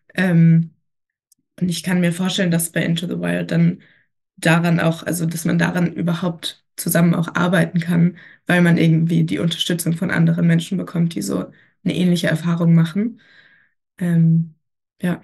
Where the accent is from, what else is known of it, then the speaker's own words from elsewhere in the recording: Berlin, Germany; ich komme auch aus Berlin